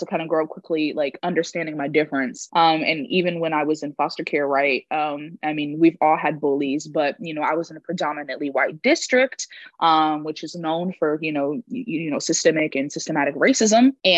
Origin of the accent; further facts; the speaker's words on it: Houston, Texas, United States; I am from Houston, Texas, straight up H-Town